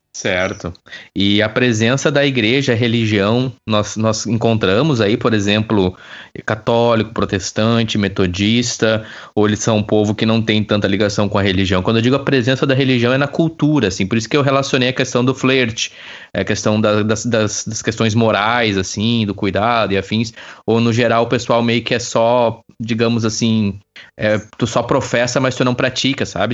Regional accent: Campo Bom, Rio Grande do Sul, Brazil; moved away; Eu também sou de Campo Bom

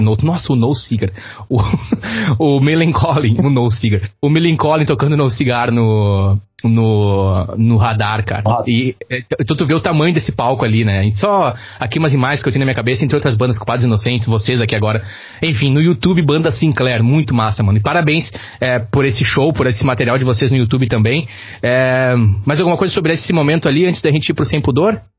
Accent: Rio Grande do Sul, Brazil; accent: gaúcho; nosso sotaque gaúcho

